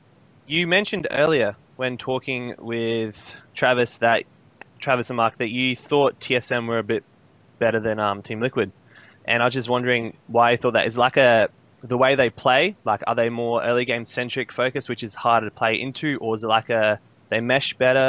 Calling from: Adelaide, South Australia, Australia; Adelaide, Australia.

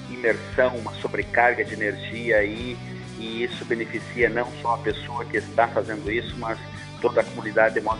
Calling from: Chapecó, Santa Catarina, Brazil; Alô, Johnny Camargo. … meu querido. Sou de Chapecó, Santa Catarina.

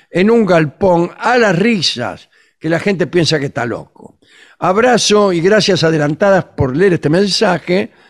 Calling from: Zárate, Buenos Aires Province, Argentina; de Zárate

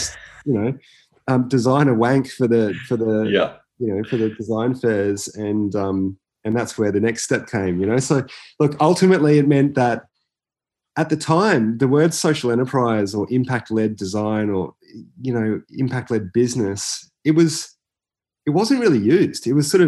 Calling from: Brisbane, Queensland, Australia; also born or lived in Barcelona, Spain; I'm calling from Turrbal in Niagara country up at Mianjin or Brisbane. And I do call Brisbane home

